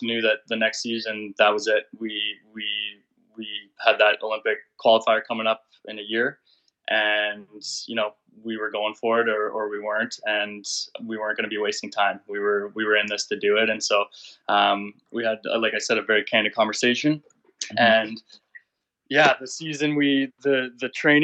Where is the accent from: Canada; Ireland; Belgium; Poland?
Canada; Barrie, Ontario; moved away; also born or lived in Detroit; we grew up in Barrie.